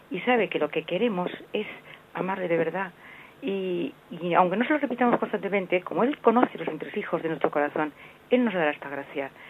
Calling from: Navarre, Spain; de Navarra.

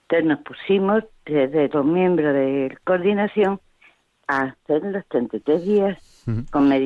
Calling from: Seville, Andalusia, Spain; de Sevilla

